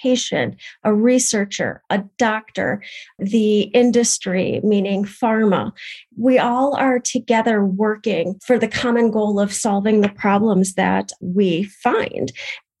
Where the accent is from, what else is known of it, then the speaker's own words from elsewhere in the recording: Madison, Wisconsin, United States; I am from the Madison, Wisconsin area in the United States